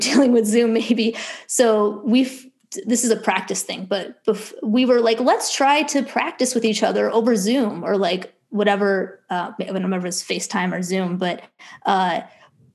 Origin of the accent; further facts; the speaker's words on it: Buffalo Grove, Illinois, United States; moved away; also born or lived in Stony Brook, New York; I grew up in Chicago suburbs, Buffalo Grove and then Long Grove for the two suburbs.